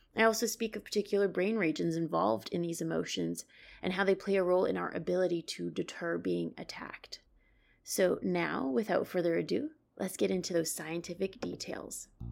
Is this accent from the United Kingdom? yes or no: no; Canada; now in New York City, United States; I'm originally from Canada, but I work and live in New York City